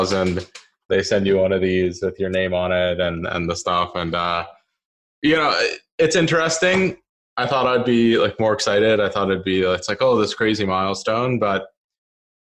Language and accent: English; Bethesda, Maryland, United States; I grew up in the Washington, D.C. area. So in a suburb of that called Bethesda